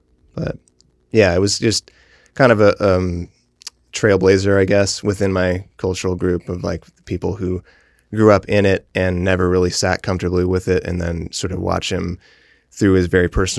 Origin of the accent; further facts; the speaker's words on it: Mount Vernon, United States; And so I grew up, I consider Mount Vernon my hometown because I spent the most years there, but it was one of many.